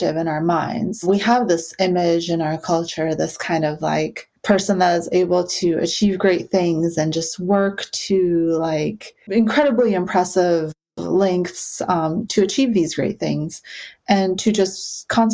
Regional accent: Ukraine; moved away; I was born in Ukraine, so, you know, an Eastern European, we kind of have this stereotype of, like, being a little bit grumpy and nihilistic

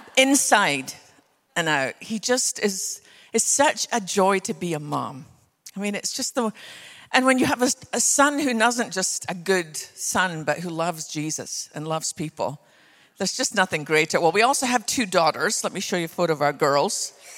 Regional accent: west coast of Scotland, United Kingdom; now in Texas, United States; I was born on the west coast of Scotland.

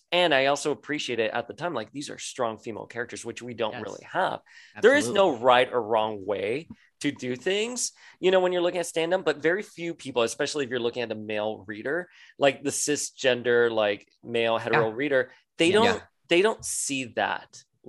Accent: Miami, Florida, United States; I grew up on Calle Ocho con mi primo.

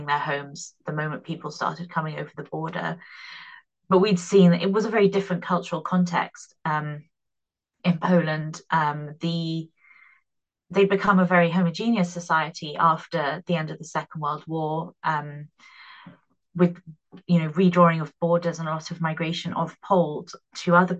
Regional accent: United Kingdom; I am British.

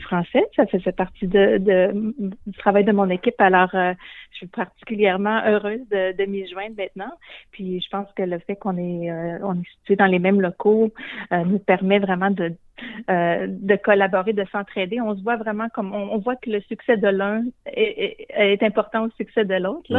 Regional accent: Shawinigan, Quebec, Canada; moved away as an adult; also born or lived in Guelph, Ontario / United States; now in Toronto, Canada; Je suis originaire de Shawinigan

